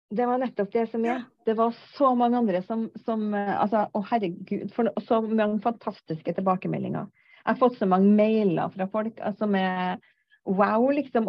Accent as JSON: {"language": "Norwegian", "region": "Trøndelag", "country": "Norway", "said": "Jeg er en trønder på 56 år"}